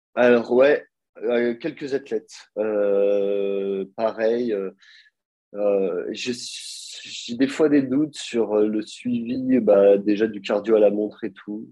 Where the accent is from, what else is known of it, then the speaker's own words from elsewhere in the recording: Nice, Provence-Alpes-Côte d'Azur, France; now in Geneva, Switzerland; je viens de Nice